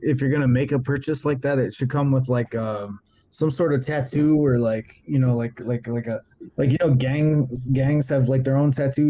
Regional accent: United States; I was born here. I never lived in Puerto Rico. I never lived in Mexico. I don't understand what you're asking me. Like, I'm American.

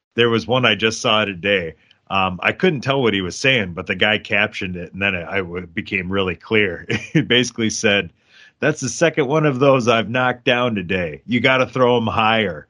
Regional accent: Lancaster, United States; born or raised there; moved away

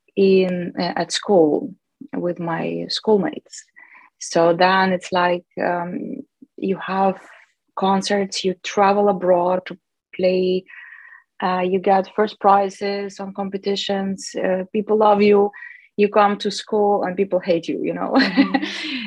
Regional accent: Chelyabinsk, Chelyabinsk Oblast, Russia; moved away as an adult; also born or lived in Moscow; I came from Chelyabinsk, which is the capital of South Ural

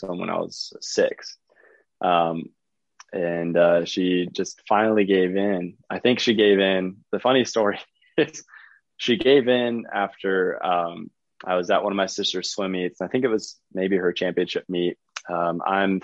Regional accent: Charlotte, North Carolina, United States; also born or lived in Fort Mill, South Carolina / Texas; Yeah, so from Fort Mill, South Carolina. I grew up in Charlotte, North Carolina

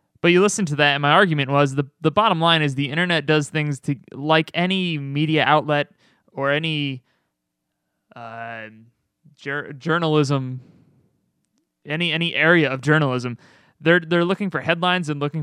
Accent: Albany, New York, United States; Albany, New York.

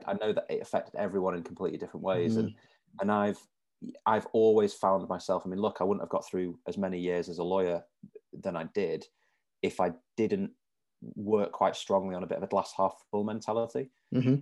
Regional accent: Manchester, North West England, United Kingdom; I've lived here all my life

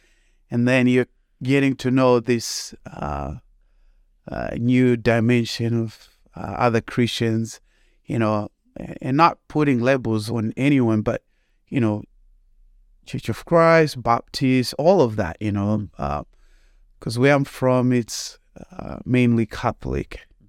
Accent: Zimbabwe; moved away as an adult; now in United States; So when you take the aspect that I'm from Zimbabwe, I came to the United States back in August of 2008 to go to Fred Hartman University for college.

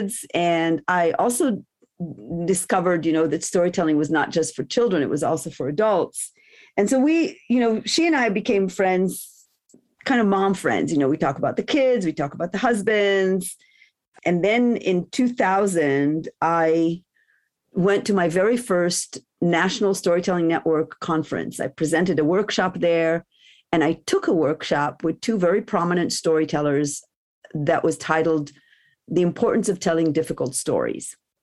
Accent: Jerusalem, Jerusalem District, Israel; English is a second language; moved away; also born or lived in Stanford, California; I grew up in Jerusalem in Israel

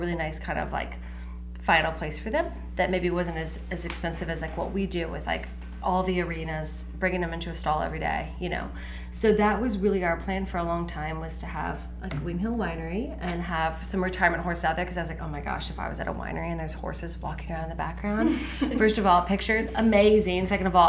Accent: Blue Springs, Missouri, United States; we met actually in college, but we are both from Blue Springs. We actually went to the same church.

